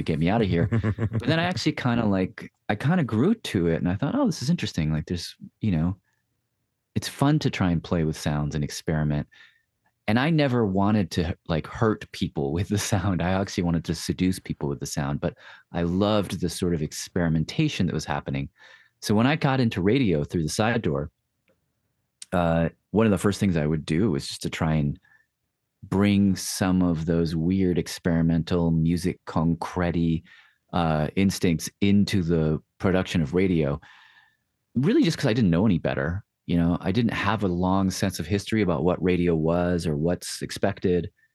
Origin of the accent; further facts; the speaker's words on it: Nashville, Tennessee, United States; moved away; Nashville's my hometown